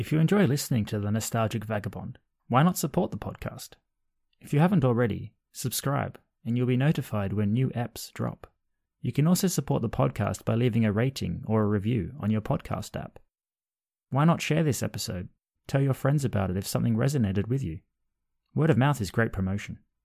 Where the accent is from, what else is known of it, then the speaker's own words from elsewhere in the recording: Australia; growing up in Australia